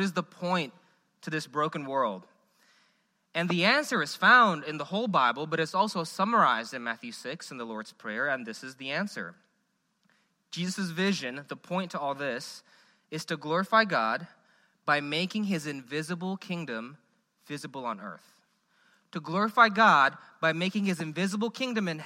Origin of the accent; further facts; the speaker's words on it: Indonesia; now in Memphis, United States; I'm from Indonesia.